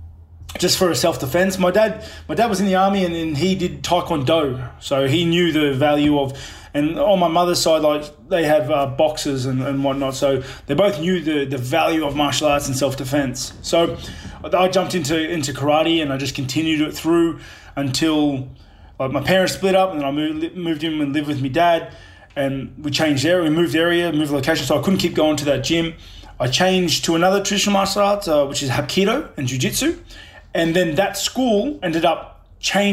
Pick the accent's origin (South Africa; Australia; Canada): Australia; Sydney, New South Wales; also born or lived in New Zealand; I grew up in Housing Commission in Sydney.